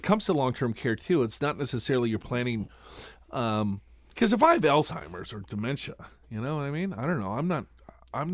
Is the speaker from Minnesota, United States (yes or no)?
yes; Minnesota, United States; I know, right? And I'm from Minnesota.